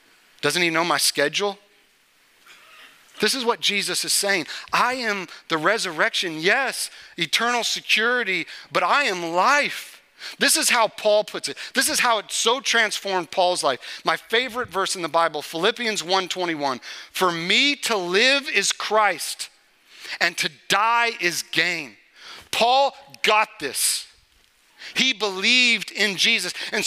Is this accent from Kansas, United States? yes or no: yes; Topeka, Kansas, United States; I grew up in Topeka, Kansas.